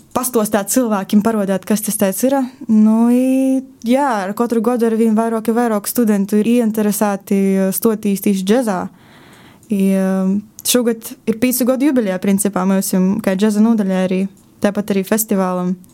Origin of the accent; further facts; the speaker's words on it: small village near Rēzekne, Latgale, Latvia; es nāku no nu, tāda neliela cīmeteņa